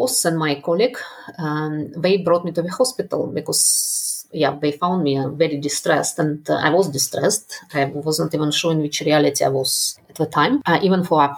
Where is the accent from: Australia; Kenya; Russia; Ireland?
Russia; moved away as an adult; also born or lived in Netherlands / United Kingdom; I was brought up in Russia